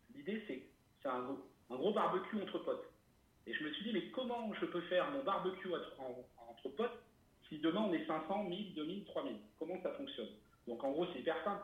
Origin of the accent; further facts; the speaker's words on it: Auvergne-Rhône-Alpes, France; je suis originaire d'Auvergne